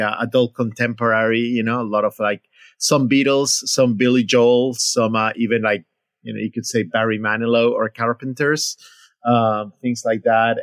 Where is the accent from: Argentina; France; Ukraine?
Argentina; Buenos Aires; moved away; I grew up in Buenos Aires, Argentina